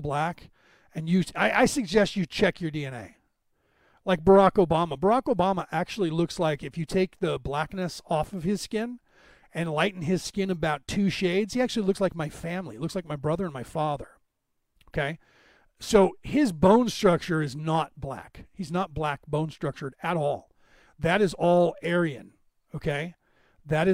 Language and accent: English; United States; I'm an American. I'm Irish-American